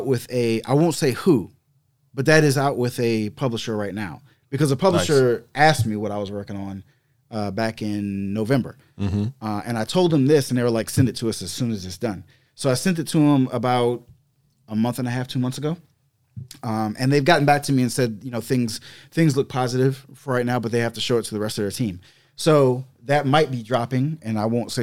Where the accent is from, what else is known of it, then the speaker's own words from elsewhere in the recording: the South, United States; growing up in the South and being mixed.